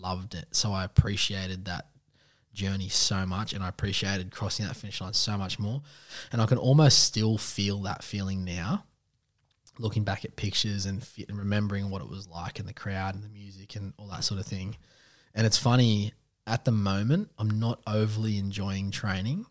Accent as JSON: {"language": "English", "area": "Western Sydney", "region": "New South Wales", "country": "Australia", "said": "I'm a Westie man. I'm from Reedsby"}